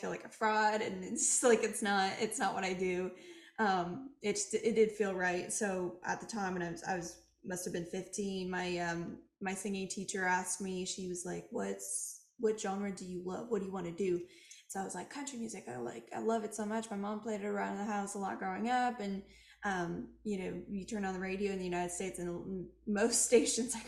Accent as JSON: {"language": "English", "town": "Montreal", "region": "Quebec", "country": "Canada", "tie": "born or raised there", "said": "I'm from Montreal"}